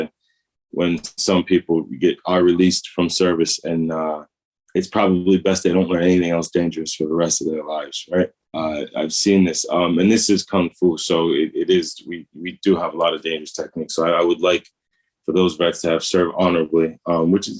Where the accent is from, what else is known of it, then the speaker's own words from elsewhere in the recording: United States; I'm American